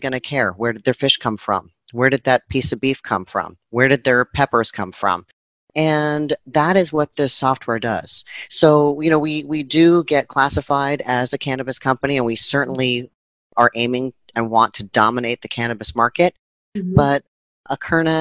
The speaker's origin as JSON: {"language": "English", "region": "New Jersey", "country": "United States", "tie": "born or raised there", "said": "I grew up in New Jersey"}